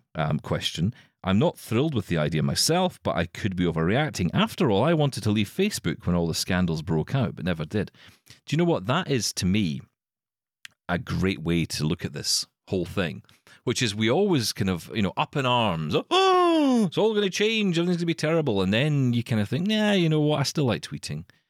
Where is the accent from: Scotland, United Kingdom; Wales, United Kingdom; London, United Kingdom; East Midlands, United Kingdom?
Scotland, United Kingdom; Glasgow; I'm from Glasgow